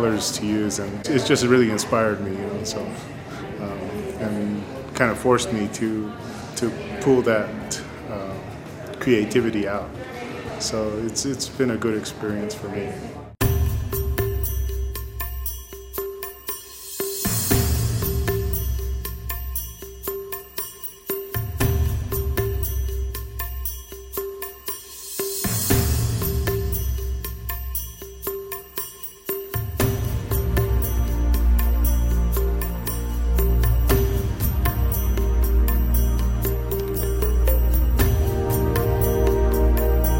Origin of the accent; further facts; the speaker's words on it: Jemez Pueblo, New Mexico, United States; growing up in Jemez, and just growing up in the traditional lifestyle